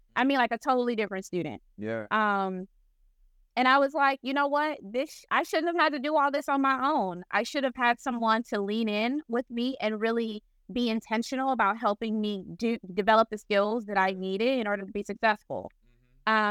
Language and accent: English; Flint, Michigan, United States; I'm from Flint, Michigan